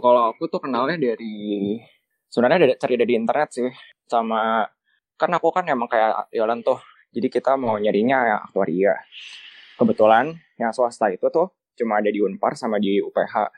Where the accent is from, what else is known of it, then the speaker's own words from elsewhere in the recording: Jakarta, Indonesia; now in Bandung, Indonesia; aku dari Jakarta